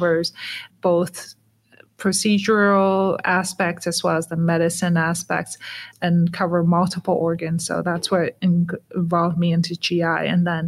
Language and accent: English; Toronto, Ontario, Canada; moved away as an adult; also born or lived in Hong Kong / United States; Yeah, so I was born in Hong Kong and raised in Toronto, Canada, and then I did my medical studies in the U.S.